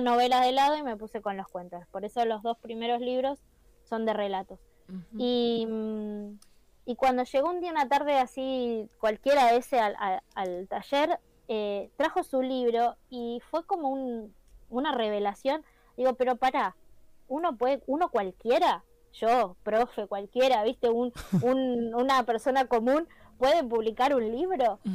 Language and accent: Spanish; Merlo, Buenos Aires Province, Argentina; soy de Merlo, yo soy de Merlo soy de Merlo